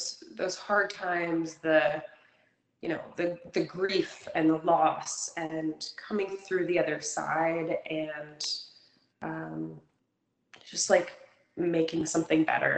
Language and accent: English; Kentucky, United States; also born or lived in New England; now in Florence, United States; I'm actually originally from Kentucky